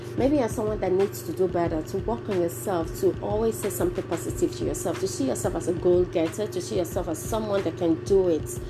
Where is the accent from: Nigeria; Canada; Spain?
Nigeria; if you're educated as a Nigerian, automatically you're bilingual